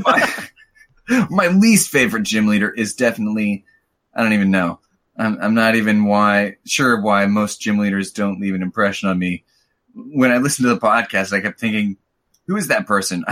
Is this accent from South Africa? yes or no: no; Missouri, United States; I'm from Missouri.